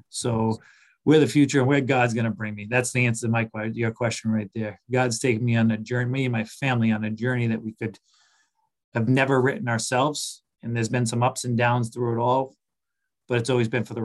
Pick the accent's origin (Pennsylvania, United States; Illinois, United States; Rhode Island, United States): Rhode Island, United States; Boston area; I grew up in the Boston area, Rhode Island, close to Boston